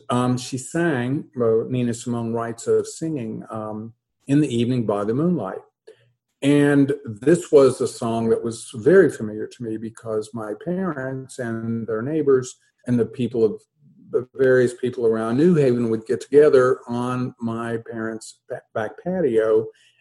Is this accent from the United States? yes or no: yes; New Haven, Kentucky, United States; moved away as an adult; I grew up in New Haven, about 3 miles from the Abbey of Gethsemane